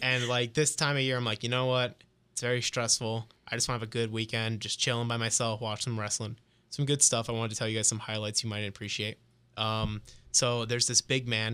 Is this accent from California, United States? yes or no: no; New Jersey, United States; moved away; I'm, I'm Italian. I'm from Jersey